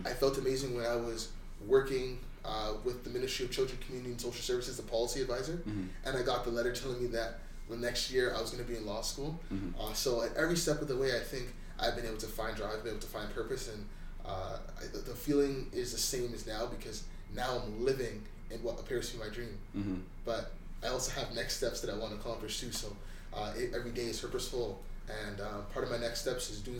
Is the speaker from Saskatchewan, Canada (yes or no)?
no; Mississauga, Ontario, Canada; growing up in Malton